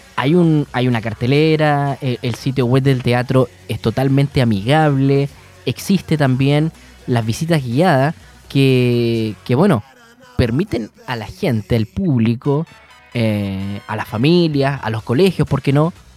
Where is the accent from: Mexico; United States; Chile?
Chile; Punta Arenas, Magallanes and Chilean Antarctica; now in Concepción, Chile; Nosotros, nosotros somos de Punta Arenas, eh, estamos hace ya un tiempo en, Concepción